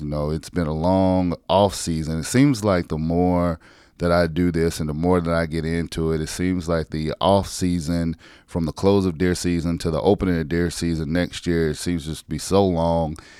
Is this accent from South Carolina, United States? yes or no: yes; South Carolina, United States; moved away; my home state